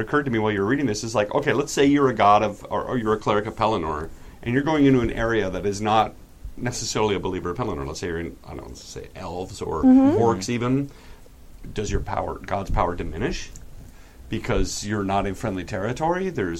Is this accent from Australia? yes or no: yes; Australia; accent: Australian; Really, I had a couple compliments on my Australian accent.